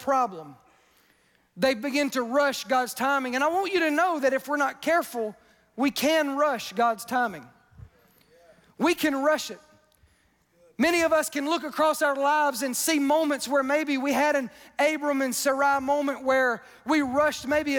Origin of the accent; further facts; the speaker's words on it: Wiggins, Mississippi, United States; I'm from Wiggins, Mississippi.